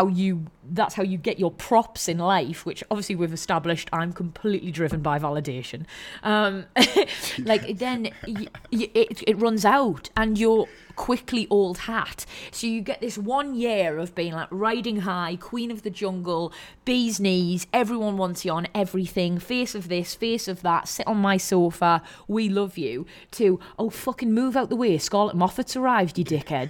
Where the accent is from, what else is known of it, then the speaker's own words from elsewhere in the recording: the Northeast, Geordie, North East England, United Kingdom; Being from the Northeast, being a Geordie